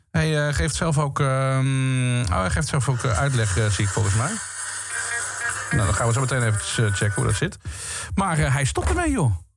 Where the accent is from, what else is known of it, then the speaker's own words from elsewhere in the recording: Limburg, Netherlands; Want ik kom, ik kom uit Limburg. Ik ben opgegroeid met uh, Pinkpop, met dat festival